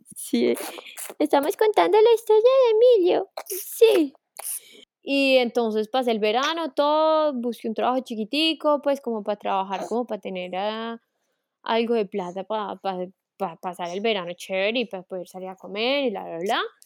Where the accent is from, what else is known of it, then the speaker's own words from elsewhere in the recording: Manizales, Caldas, Colombia; moved away as an adult; also born or lived in Paris, France; now in France; soy de Manizales, soy eh, una colombiana muy, muy, muy, muy orgullosa de ser colombiana